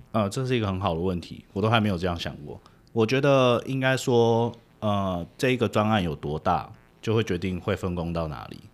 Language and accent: Chinese; Taiwan; moved away as an adult; now in United States; 我是台湾长大，念完台湾的大学，啊，我大学是念会计